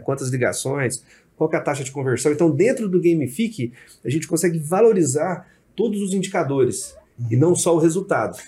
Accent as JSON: {"language": "Portuguese", "town": "Uberlândia", "region": "Minas Gerais", "country": "Brazil", "said": "Eu sou de Uberlândia"}